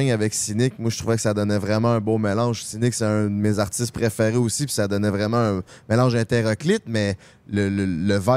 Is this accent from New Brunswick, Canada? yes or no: no; Sainte-Foy, Quebec, Canada; moi, je suis euh, natif, man.